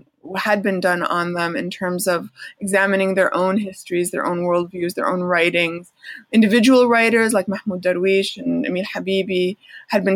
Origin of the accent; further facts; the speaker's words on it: Chicago, Illinois, United States; I grew up as in the Palestinian American community of Chicago, Chicago area